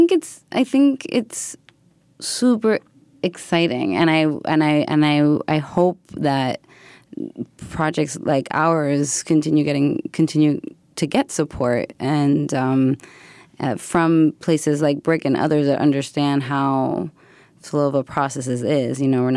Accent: Buenos Aires, Argentina; also born or lived in United States; I'm from Argentina and I grew up in Buenos Aires and also in the U.S. and I moved, a lot when I was growing up.

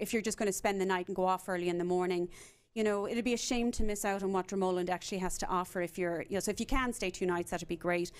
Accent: Cork, Munster, Ireland; now in Dallas, United States; I'm a Cork woman

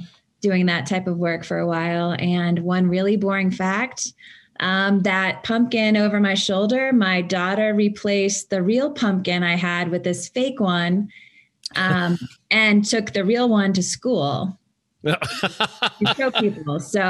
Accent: Centreville, Virginia, United States; also born or lived in Arlington, Virginia; I grew up in Fairfax County, so Centerville and then Arlington.

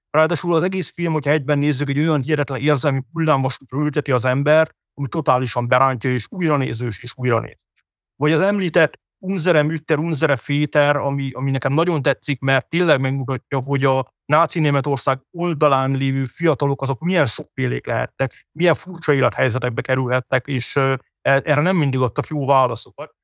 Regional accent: Hungary

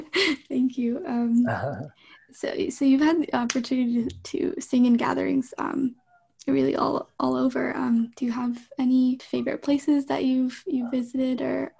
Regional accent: Chicago, Illinois, United States; moved away as an adult; also born or lived in Toronto / New Jersey; I grew up in Chicago.

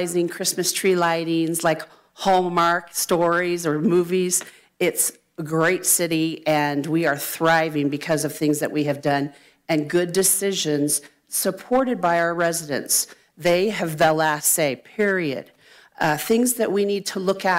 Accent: North State, California, United States; also born or lived in Shasta County; I was born and raised in the North State

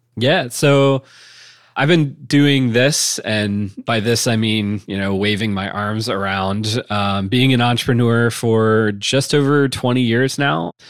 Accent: Wooster, Ohio, United States; also born or lived in Chicago / Bay Area / Boulder / Austin; it was in Northeast Ohio, is in Worcester, which is my hometown

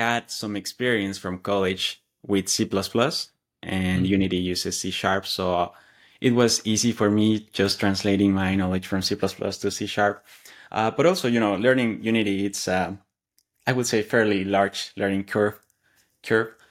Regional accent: Mexico; English is a second language; moved away as an adult; now in Atlanta, United States; I live in the U S, Atlanta, Georgia, and I come from Mexico

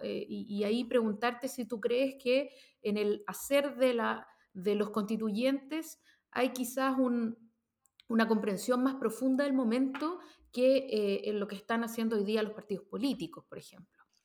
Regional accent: Chile

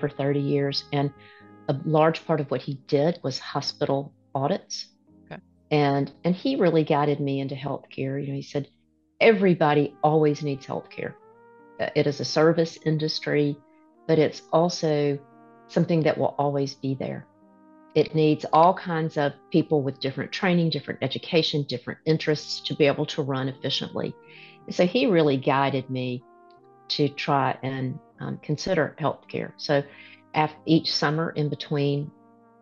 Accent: Alabama, United States; I'm generationally from Alabama, so you asked where I grew up, but generations of my family has lived here

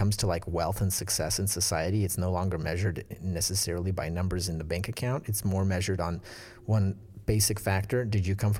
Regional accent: Russia; It's because we came from Soviet Russia, which did not value these things.

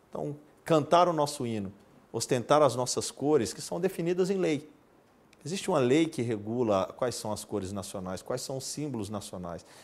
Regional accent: Brazil; Talvez um grande sonho como brasileiro é que toda a pátria, os mais de 200 milhões de brasileiros, realmente saiam às ruas todos os anos

